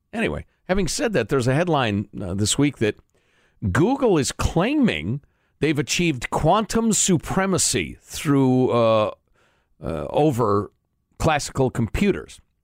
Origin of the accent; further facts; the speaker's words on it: United States; as an American with our big honkin' military